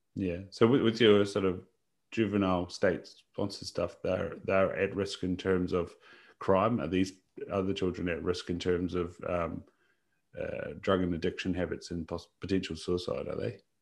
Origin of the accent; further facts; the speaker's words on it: New Zealand; as a Kiwi bloke